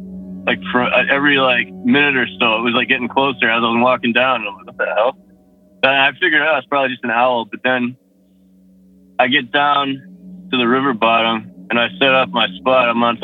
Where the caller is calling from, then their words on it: Massachusetts, United States; again, Massachusetts.